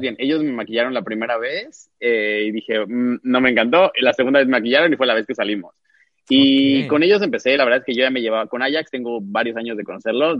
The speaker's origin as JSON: {"language": "Spanish", "town": "Cancún", "region": "Quintana Roo", "country": "Mexico", "tie": "born or raised there", "also_born_or_lived": "Mexico City", "said": "yo nací en la Ciudad de México, pero ya tengo ahorita seis años que regresé a vivir a Cancún. Y digo regresé porque yo crecí aquí"}